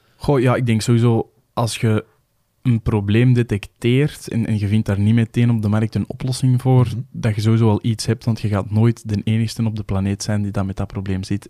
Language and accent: Dutch; Kempen, Belgium; ik ook van de Kempen ben